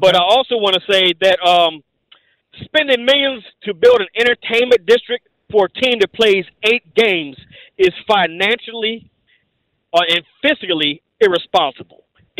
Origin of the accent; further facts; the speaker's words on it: Landover, Maryland, United States; I'm from Landover.